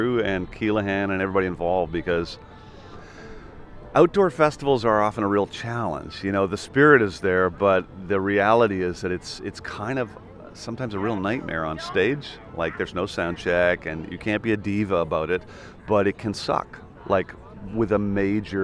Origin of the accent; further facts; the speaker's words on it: Ireland; also born or lived in Vancouver, Canada; I moved to Ireland